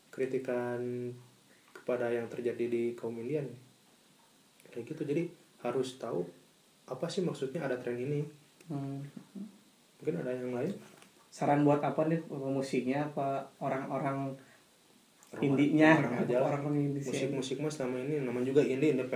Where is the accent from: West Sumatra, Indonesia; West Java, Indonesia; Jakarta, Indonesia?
West Sumatra, Indonesia; Padang; gua orang Padang balik-balik jadi main kundang